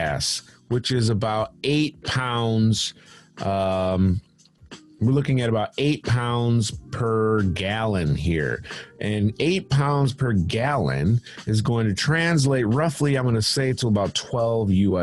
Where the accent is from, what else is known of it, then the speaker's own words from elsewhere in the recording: Michigan, United States; moved away as an adult; now in England, United Kingdom; Michigan, that's my home state